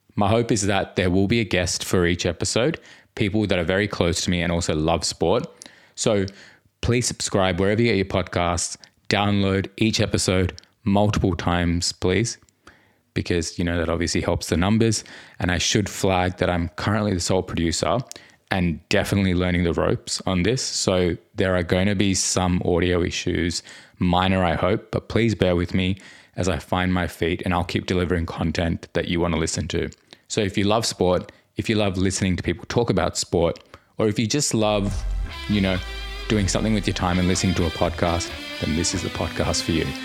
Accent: New South Wales, Australia; I was born in New South Wales, so we're both Australians with Indian backgrounds

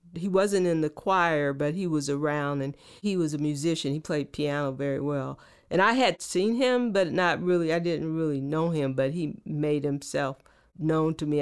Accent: Oakland, California, United States; born or raised there

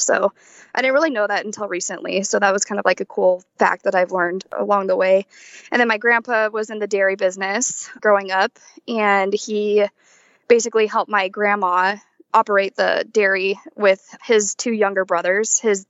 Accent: San Diego County, California, United States; I am originally from San Diego County in California, and I still reside here. And I live on my parents' working beef cattle operation

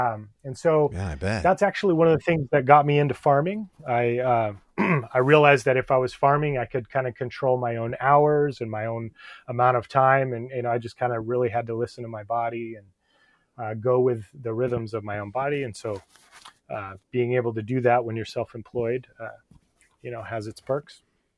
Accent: California, United States; Well, I was raised in the East Bay area on a 5-acre parcel, and I was in 4-H, and we had 28 walnut trees

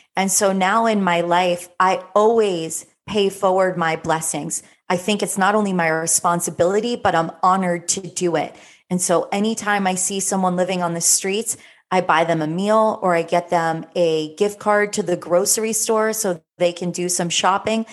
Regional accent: South Florida, United States; growing up in South Florida as a teenager

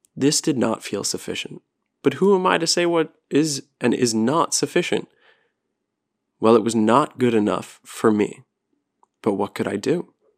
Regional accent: New Jersey, United States; moved away as an adult; also born or lived in Florida; my New Jersey license plates

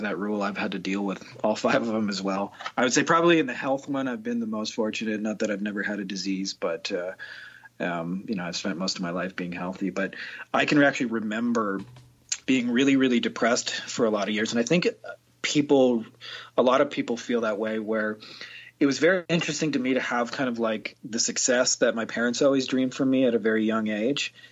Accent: Windsor, Ontario, Canada; I'm from Winter, Ontario, Canada, and it's about 5 minutes from Detroit, Michigan. So I always say that I grew up close enough to Detroit

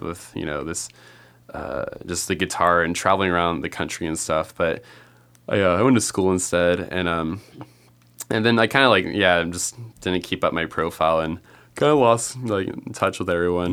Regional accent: California, United States; I grew up in California

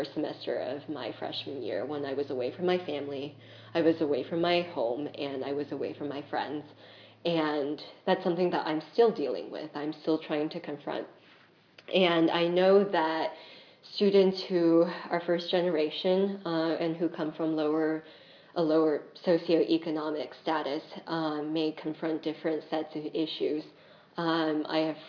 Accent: Bay Area by San Francisco, California, United States; moved away as an adult; I grew up in the Bay Area by San Francisco

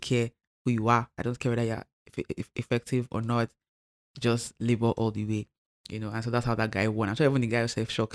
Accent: Lagos, Nigeria; Lagos, because that's where I'm from, where I live

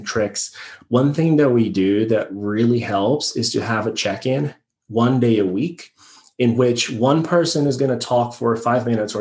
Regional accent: Brazil; moved away as an adult; now in United States; I'm born and raised in Brazil

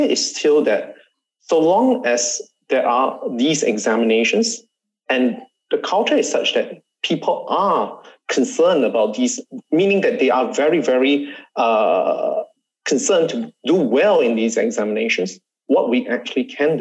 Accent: Singapore; I'm Singaporean

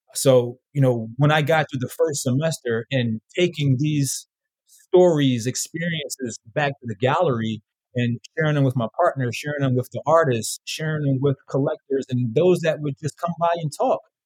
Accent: Philadelphia, Pennsylvania, United States; moved away as an adult; also born or lived in Los Angeles; I was born in Philly, West Philadelphia, born and raised.

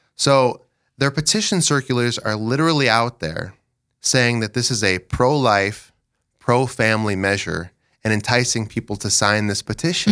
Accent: Dell Rapids, South Dakota, United States; I'm from Del Rapids. I live in Dells with my wife, Sheila

